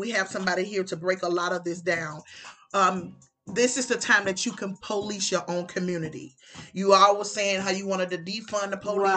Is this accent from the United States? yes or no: yes; the South, United States; now in Tuscaloosa, United States; I'm from the South. I stay in Tuscaloosa.